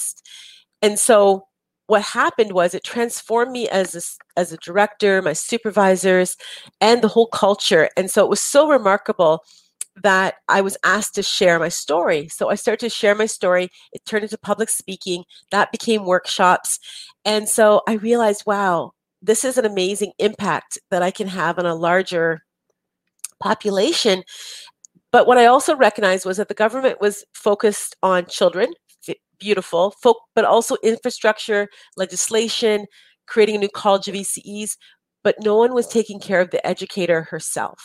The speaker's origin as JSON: {"language": "English", "country": "Canada", "said": "we're Canadian"}